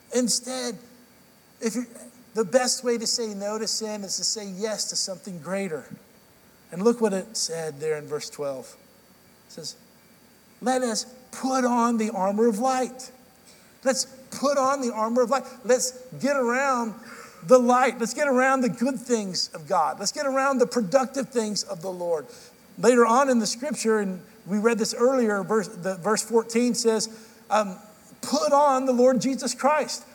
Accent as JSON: {"language": "English", "town": "Dallas", "region": "Texas", "country": "United States", "tie": "born or raised there", "moved": "yes", "lives_now": "Nashville, United States", "said": "I grew up in Central Time in Dallas"}